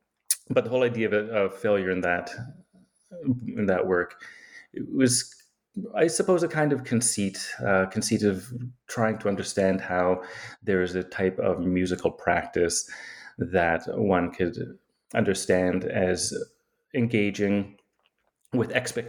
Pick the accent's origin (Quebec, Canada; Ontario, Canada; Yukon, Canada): Yukon, Canada; I often like to say that I grew up in the Yukon, actually, because it sounds terribly exotic. I don't know that it actually is, but it's a place that is like the Alaska of Canada, I suppose, right? It's this frontier land.